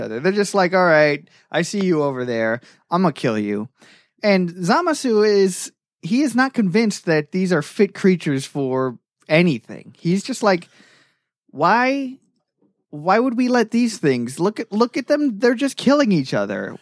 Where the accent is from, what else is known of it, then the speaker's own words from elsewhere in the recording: Florida, United States; I grew up in Florida